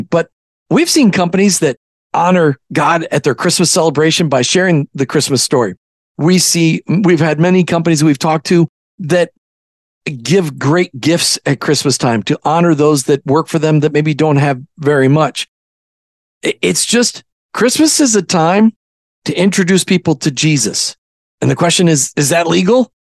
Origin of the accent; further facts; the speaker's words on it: Minnesota, United States; growing up in Minnesota from the time I was eight on